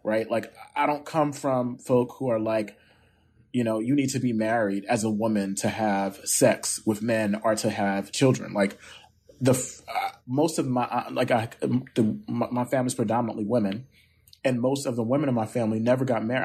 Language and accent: English; Camden, New Jersey, United States; nerdy little boy growing up in Camden who read the newspaper